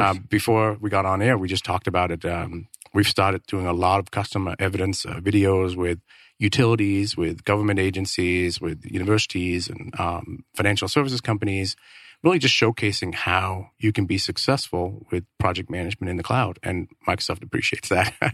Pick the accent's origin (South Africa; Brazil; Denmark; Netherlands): Denmark; moved away as an adult; now in Phoenix, United States; I'm originally from Denmark